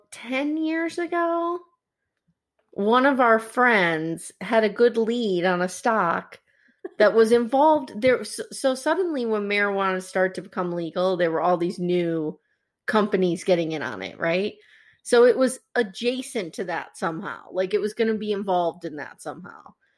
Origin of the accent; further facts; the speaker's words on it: Scranton, Pennsylvania, United States; we grew up in Scranton, Pennsylvania